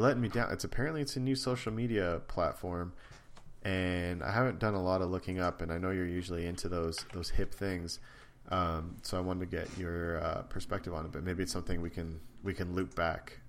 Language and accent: English; Canada; also born or lived in United States; being Canadian